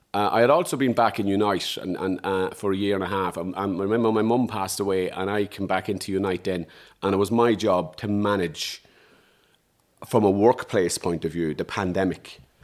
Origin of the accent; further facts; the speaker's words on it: Dundalk, Leinster, Ireland; I'm a guy from Dundalk